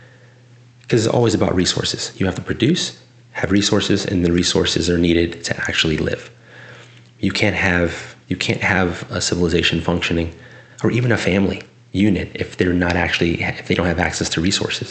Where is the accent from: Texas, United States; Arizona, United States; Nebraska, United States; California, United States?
California, United States; South San Francisco; I am a California boy, born and bred. I'm from South City, San Francisco